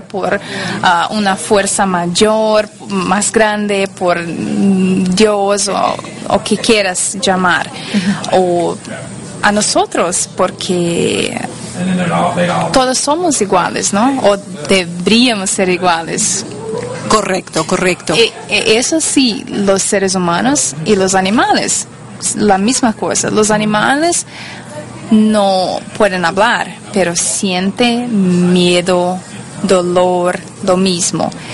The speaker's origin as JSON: {"language": "Spanish", "country": "Brazil", "accent": "Brazilian", "second_language": "Spanish", "moved": "yes", "lives_now": "United States", "said": "yo soy de Brasil, eh, por eso mi español no es la, mejor cosa del mundo"}